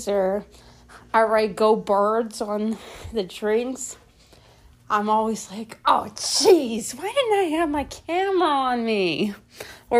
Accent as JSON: {"language": "English", "town": "Philadelphia", "region": "Pennsylvania", "country": "United States", "tie": "born or raised there", "moved": "yes"}